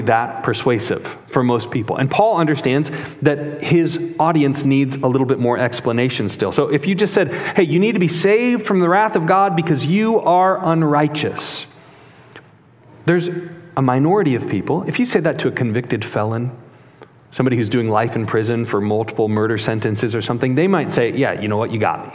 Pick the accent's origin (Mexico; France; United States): United States; Chicago, Illinois; moved away; I'm from Chicago originally